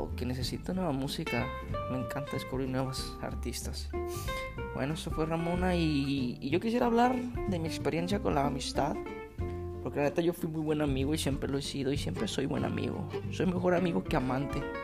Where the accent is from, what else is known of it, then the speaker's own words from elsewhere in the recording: Guadalajara, Jalisco, Mexico; crecí en, un bueno, yo soy de Guadalajara y crecí en dos colonias diferentes